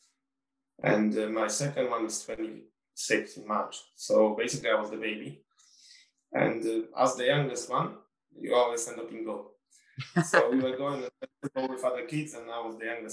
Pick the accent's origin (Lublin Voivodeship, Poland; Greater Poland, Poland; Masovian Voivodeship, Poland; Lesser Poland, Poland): Masovian Voivodeship, Poland; Warsaw; moved away; also born or lived in Sunderland; I want to live in Warsaw because it's my hometown